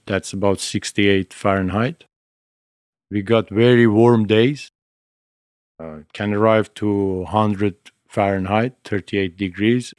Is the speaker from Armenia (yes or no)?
yes; Armenia; moved away; also born or lived in Italy